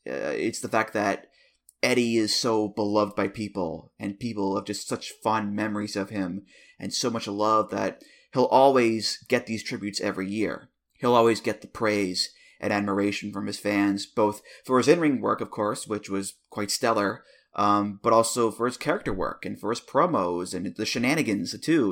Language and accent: English; United States; as an American